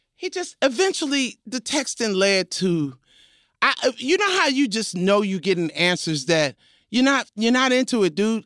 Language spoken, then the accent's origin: English; New York City, New York, United States; I was from Crooklyn